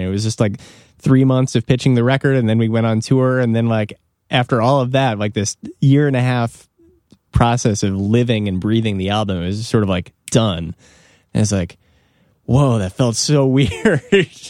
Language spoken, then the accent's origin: English; Evanston, Illinois, United States; I grew up in Evanston, which is like on the border of Chicago.